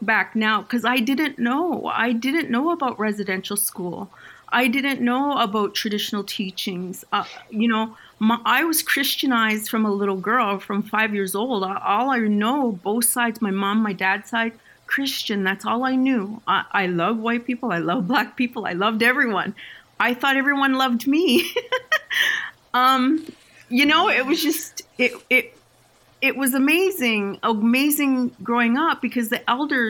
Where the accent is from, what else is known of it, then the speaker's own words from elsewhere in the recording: Six Nations of the Grand River, Ontario, Canada; I was raised on Six Nations